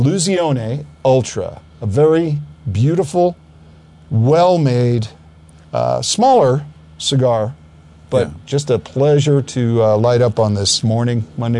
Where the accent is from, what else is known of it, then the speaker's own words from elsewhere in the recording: River Vale, New Jersey, United States; also born or lived in Southern California / Colorado; now in Louisville, Colorado, United States; We grew up in a little town called Rivervale, New Jersey. It was about 30 miles from downtown Manhattan. But I had a 3-mile woods behind our house.